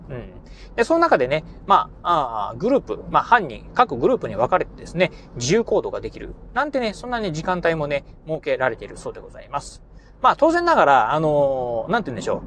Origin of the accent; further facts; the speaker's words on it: Kochi, Japan; 出身ね、まあ、あの、高知県っていうところで、えー、高知県でね、生まれ育ちましたんで